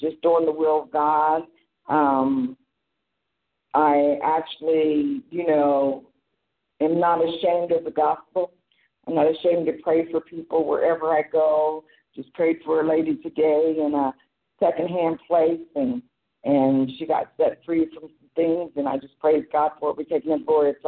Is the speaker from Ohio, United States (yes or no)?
yes; Hillsboro, Ohio, United States; I'm from Hillsboro, Ohio